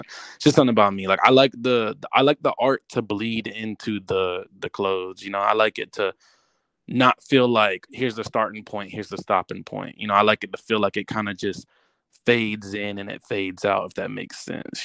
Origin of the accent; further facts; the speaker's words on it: Georgia, United States; moved away as an adult; now in Los Angeles, United States; from Georgia